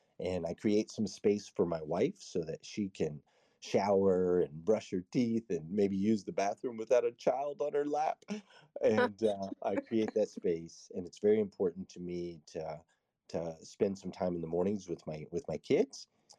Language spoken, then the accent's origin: English; West Coast, United States; now in Kentucky, United States; I grew up on the West Coast, and typically on the West Coast, whenever I'd meet somebody, I'd say, where are you from?